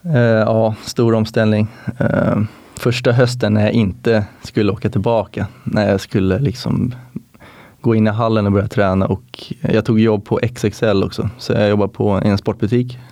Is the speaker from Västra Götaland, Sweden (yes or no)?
no; Viksjö, Stockholm County, Sweden; also born or lived in Florida, United States; jag är från eh, Viksjö Golfklubb, nordväst om Stockholm